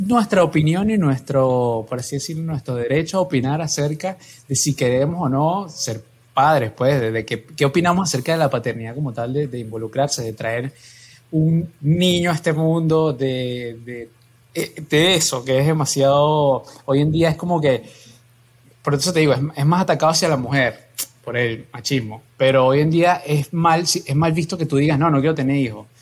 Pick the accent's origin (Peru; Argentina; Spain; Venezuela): Venezuela; mi familia es colombiana, nací en Venezuela